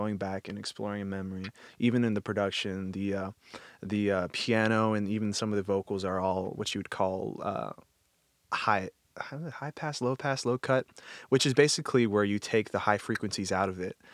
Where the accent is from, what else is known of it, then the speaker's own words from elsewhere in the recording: Texas, United States; I'm from Texas, we don't have snow anywhere